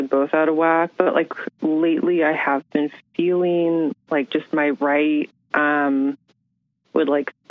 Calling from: San Francisco, California, United States; Hi, I'm … from San Francisco.

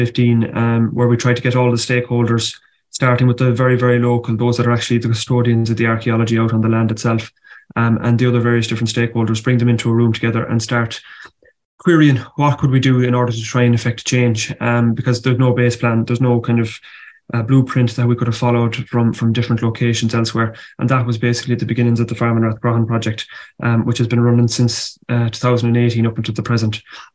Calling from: County Roscommon, Ireland; This morning, I'm joining you from South Roscommon, the parish of Top McConnell, but I operate out of the village of Tulsk in north of Roscommon town.

